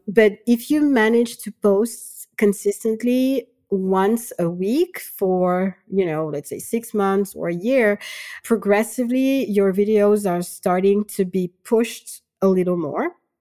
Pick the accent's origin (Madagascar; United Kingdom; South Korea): Madagascar; now in France; I'm from Madagascar. I currently live in France